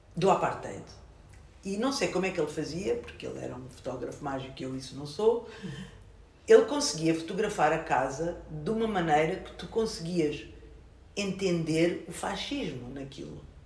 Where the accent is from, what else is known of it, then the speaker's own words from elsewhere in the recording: Luanda, Luanda Province, Angola; now in Portugal; Eu nasci em Luanda